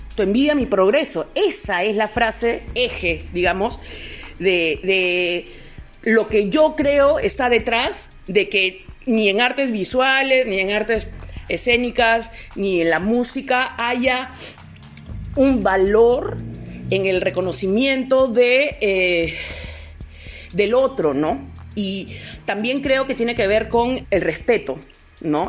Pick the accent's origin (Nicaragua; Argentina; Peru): Peru; los peruanos somos